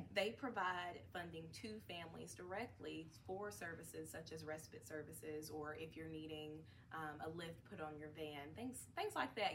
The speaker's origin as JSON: {"language": "English", "town": "Knoxville", "region": "Tennessee", "country": "United States", "said": "I'm from Knoxville"}